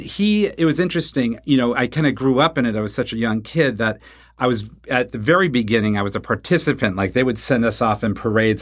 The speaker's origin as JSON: {"language": "English", "town": "Wichita", "region": "Kansas", "country": "United States", "tie": "born or raised there", "said": "I grew up in Wichita, Kansas"}